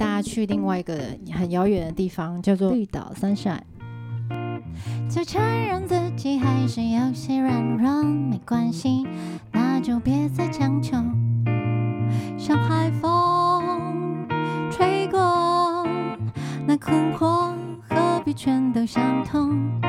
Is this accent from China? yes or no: no; central Taiwan, Taiwan; accent: Central Taiwan accent; moved away; 因为我是中部人